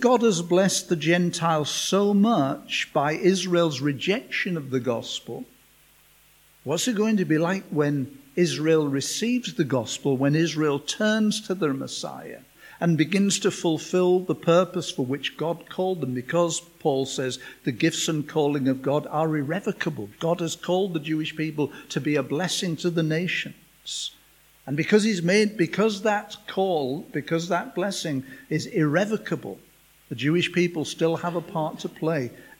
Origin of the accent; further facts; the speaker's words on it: England, United Kingdom; we're from England